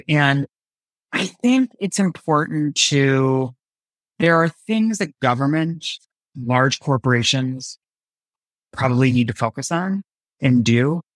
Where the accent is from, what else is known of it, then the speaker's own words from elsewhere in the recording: United States; growing up in high school in the nineties, it was small town U S A.